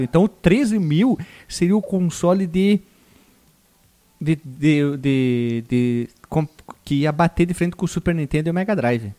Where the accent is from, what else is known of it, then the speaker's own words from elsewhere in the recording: Brazil; nós somos brasileiros